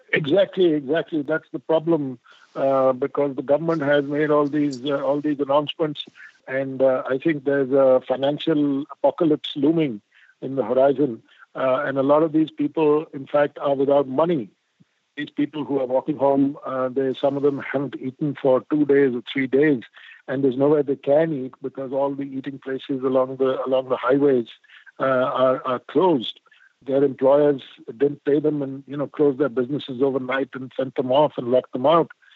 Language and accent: English; India; I'm an Indian and I believe in karma